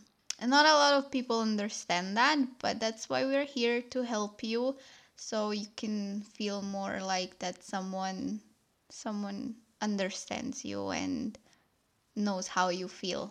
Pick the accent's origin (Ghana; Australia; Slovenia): Slovenia; I'm from Slovenia. It's a tiny country in Europe.